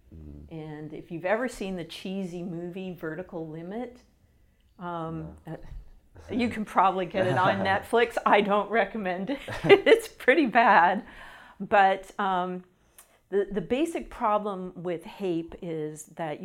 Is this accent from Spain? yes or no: no; Canada; also born or lived in British Columbia; I'm from Canada, and I was in British Columbia